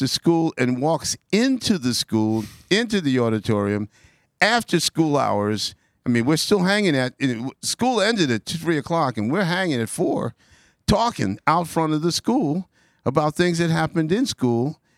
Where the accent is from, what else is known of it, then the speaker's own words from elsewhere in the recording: New York City, New York, United States; It was Ozone Park, and it took about 2 hours to get there